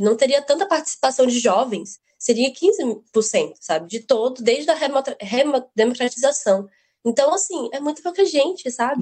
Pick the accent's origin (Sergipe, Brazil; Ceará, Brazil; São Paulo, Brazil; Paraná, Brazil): Sergipe, Brazil; Aracaju; Consegui uma bolsa para estudar em ótimos colégios aqui de Aracaju de Sergipe, que eu sou, né? Eu sou sergipano com muito orgulho